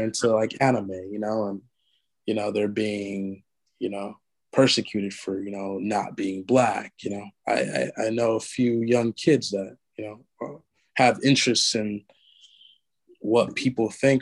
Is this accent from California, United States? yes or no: yes; Los Angeles, California, United States; I grew up in South Central